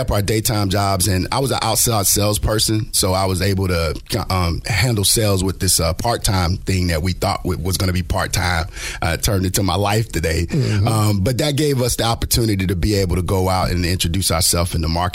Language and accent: English; Lakeland, Florida, United States; I'm also homegrown. I'm from Polk County over in Lakeland, Florida.